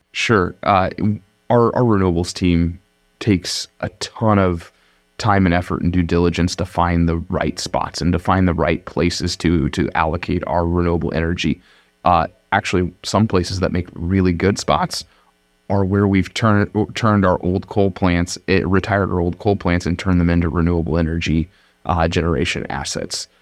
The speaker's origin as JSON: {"language": "English", "town": "Madrid", "region": "Iowa", "country": "United States", "tie": "born or raised there", "said": "I grew up in Madrid, Iowa"}